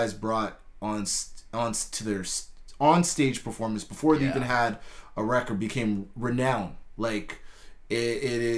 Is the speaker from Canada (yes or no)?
yes; Winnipeg, Manitoba, Canada; moved away; also born or lived in Mississauga, Ontario; people knew I was from Winnipeg